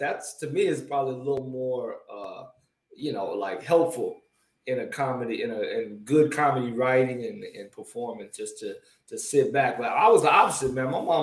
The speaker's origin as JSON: {"language": "English", "town": "Miami Gardens", "region": "Florida", "country": "United States", "tie": "born or raised there", "moved": "as an adult", "lives_now": "California, United States", "said": "I grew up in Carroll City, like the north of Miami part"}